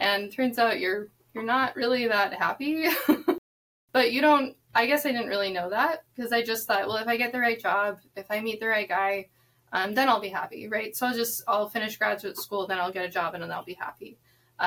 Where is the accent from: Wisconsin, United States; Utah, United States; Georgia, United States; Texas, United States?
Utah, United States; also born or lived in Washington, D.C.; now in Hawthorne, New York, United States; I grew up in Utah, was born and raised Mormon